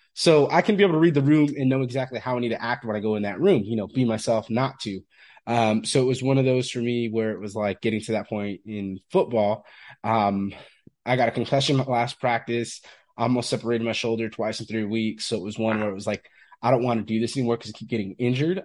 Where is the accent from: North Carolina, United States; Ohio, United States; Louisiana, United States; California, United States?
California, United States; Fresno; I'm from Fresno, California originally